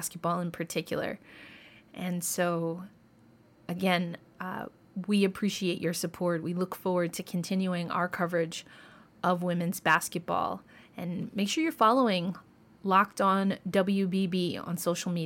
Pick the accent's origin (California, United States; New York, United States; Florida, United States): New York, United States; Westchester County; Growing up in Westchester County, that's where I did my schooling, Westchester County, New York